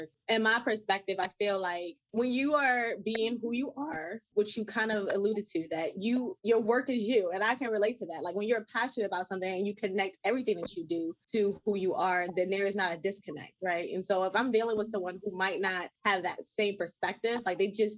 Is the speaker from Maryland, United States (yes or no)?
yes; Baltimore, Maryland, United States; I'm from Baltimore